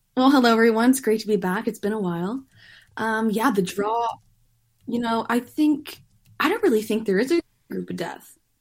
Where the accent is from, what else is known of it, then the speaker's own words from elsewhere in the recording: Canada; us Canadians